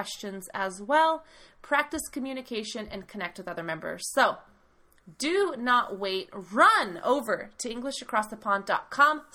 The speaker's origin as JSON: {"language": "English", "country": "United States", "said": "I am the American half, talking to you from the United States"}